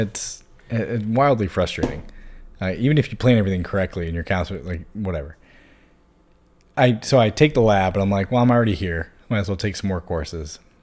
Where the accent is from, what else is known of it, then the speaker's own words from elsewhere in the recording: Hanover, Virginia, United States; also born or lived in Chesterfield / Blacksburg; growing up in Hanover